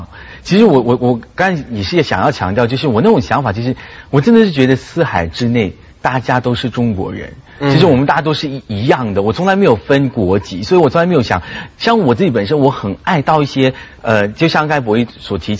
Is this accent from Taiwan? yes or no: no; Malaysia; 我是马来西亚人。